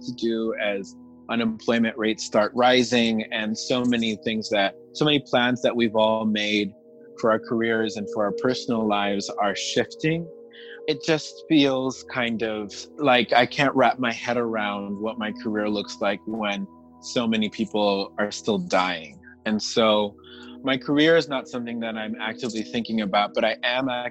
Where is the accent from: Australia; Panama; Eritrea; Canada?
Panama; now in New York, United States; I'm originally from Panama